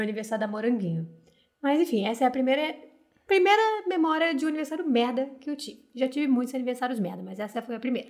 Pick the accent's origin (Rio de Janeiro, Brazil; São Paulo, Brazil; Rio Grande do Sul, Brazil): Rio de Janeiro, Brazil